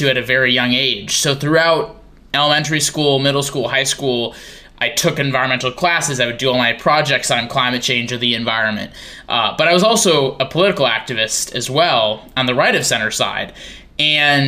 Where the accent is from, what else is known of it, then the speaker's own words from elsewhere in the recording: Green Bay, Wisconsin, United States; moved away as an adult; also born or lived in Seattle area, Washington; now in Seattle, United States; I grew up in Wisconsin near Green Bay, but moved out to the Seattle area